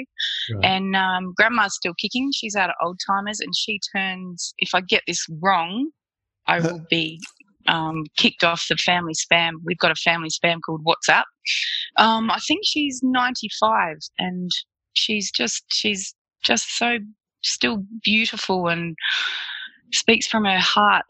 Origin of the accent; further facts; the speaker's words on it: Alice Springs, Northern Territory, Australia; I was born in Alice Springs. I've been here 40 years.